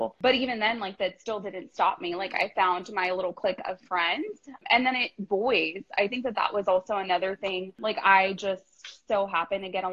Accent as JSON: {"language": "English", "town": "Bakersfield", "region": "California", "country": "United States", "tie": "born or raised there", "said": "born and raised in Bakersfield, California"}